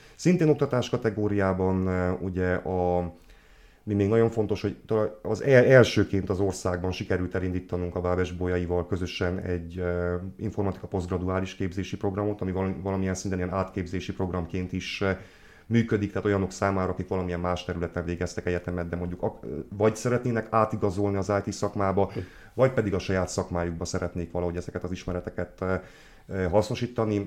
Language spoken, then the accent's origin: Hungarian; Odorheiu Secuiesc, Harghita County, Romania; moved away as an adult; also born or lived in Cluj-Napoca; now in Odorheiu Secuiesc, Romania; székelyudvarhelyi származású vagyok, tehát innen mentem